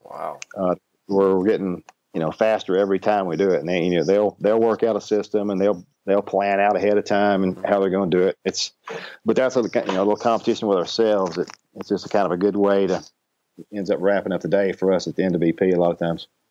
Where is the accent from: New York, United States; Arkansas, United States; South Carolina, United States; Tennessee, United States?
Arkansas, United States; Ashdown; where I grew up in Ashdown, Arkansas